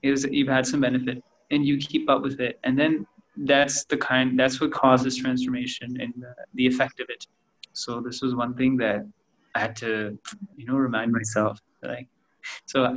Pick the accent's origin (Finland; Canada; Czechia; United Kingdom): Canada; now in India; I grew up in Canada